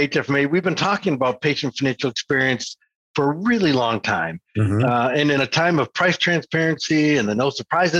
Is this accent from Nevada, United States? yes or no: no; Michigan, United States; I'm from Michigan